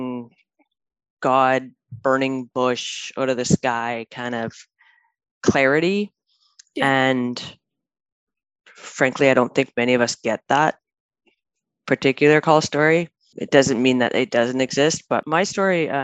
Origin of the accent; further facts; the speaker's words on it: Manitoba, Canada; moved away as an adult; now in Vancouver, Canada; I grew up in Manitoba